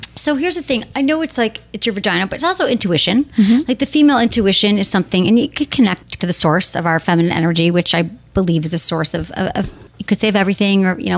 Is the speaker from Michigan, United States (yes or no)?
yes; Michigan, United States; my home state, Michigan